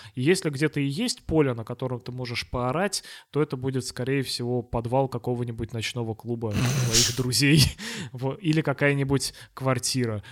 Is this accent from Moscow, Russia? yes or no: no; Togliatti, Samara Oblast, Russia; мы с вами из Тольятти